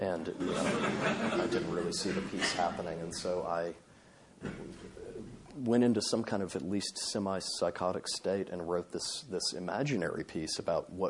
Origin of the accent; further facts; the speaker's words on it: Indiana, United States; growing up in Indiana